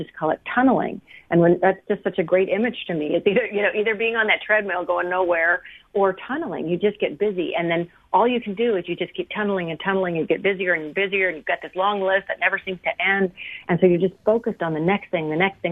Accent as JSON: {"language": "English", "town": "Portland", "region": "Oregon", "country": "United States", "tie": "born or raised there", "also_born_or_lived": "Wyoming", "moved": "yes", "said": "I grew up in Portland, Oregon"}